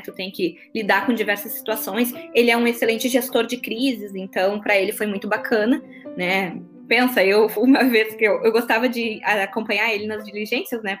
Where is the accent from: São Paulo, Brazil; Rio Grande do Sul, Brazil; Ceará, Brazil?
Rio Grande do Sul, Brazil; Porto Alegre; moved away as an adult; now in Criciúma, Brazil; eu sou de Porto Alegre, né? sou do Rio Grande do Sul. Ah, Você pode perceber pelo meu sotaque nada fraco.